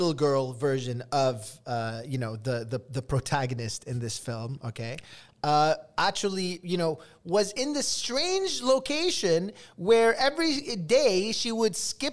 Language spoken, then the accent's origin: English; Canada; I am Canadian